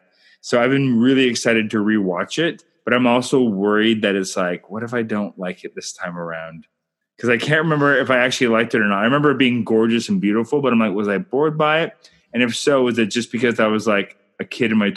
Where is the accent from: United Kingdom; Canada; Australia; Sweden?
Canada; I'm Canadian filmmaker